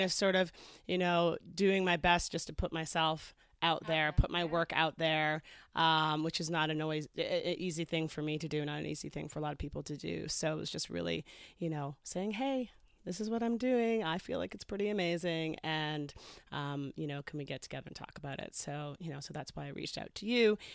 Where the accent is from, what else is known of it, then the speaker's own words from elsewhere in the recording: Canada; moved away as an adult; also born or lived in Toronto / Los Angeles / England; I grew up in Canada.